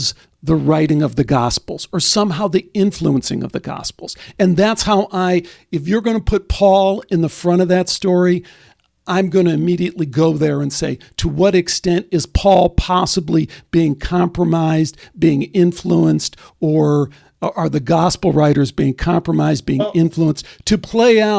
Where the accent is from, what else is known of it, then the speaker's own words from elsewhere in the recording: Chicago, Illinois, United States; when I was a kid growing up in Chicago